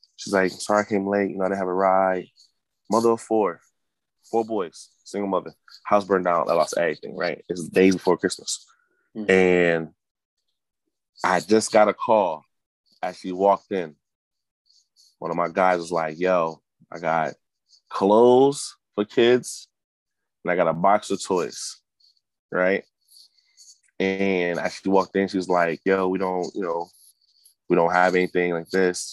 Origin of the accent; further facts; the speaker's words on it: Hartford, Connecticut, United States; Born and raised in Hartford